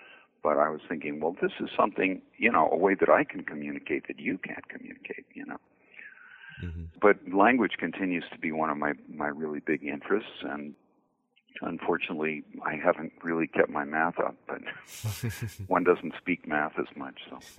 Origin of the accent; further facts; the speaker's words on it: New Haven, Connecticut, United States; Until I went away to boarding school, I grew up in New Haven, Connecticut.